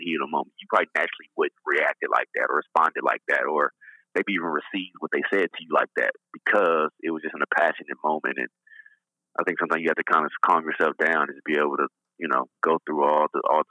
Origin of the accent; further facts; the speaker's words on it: Compton, California, United States; moved away as an adult; now in Toronto, Canada; I'm from Los Angeles, California. Like I grew up in Compton, California. And I now live in Toronto